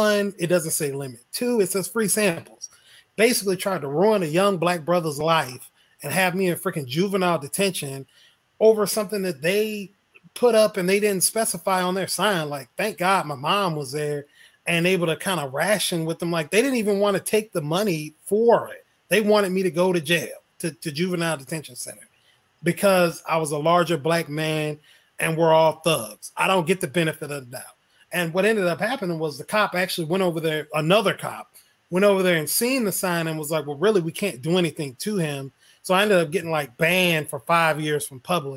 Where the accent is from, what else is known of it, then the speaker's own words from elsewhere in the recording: Mississippi, United States; moved away; also born or lived in Orange Park, Florida; I'm from Mississippi